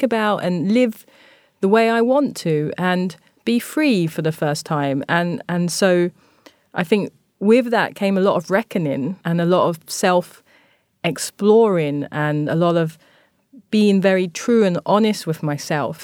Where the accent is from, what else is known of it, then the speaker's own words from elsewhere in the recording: London, United Kingdom; moved away as an adult; also born or lived in Tokyo, Japan; growing up in Thamesmead, it's, it was a very racist and a very homophobic space